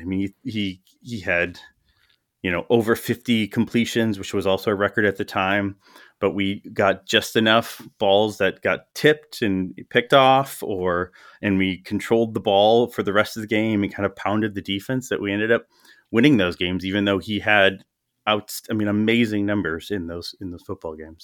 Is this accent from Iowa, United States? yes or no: no; Milwaukee, Wisconsin, United States; also born or lived in West Allis, Wisconsin / Menomonee Falls, Wisconsin / Madison, Wisconsin / Las Vegas, Nevada; I grew up in the Milwaukee area, uh, born in West Dallas, Yeah, went to high school in Menominee Falls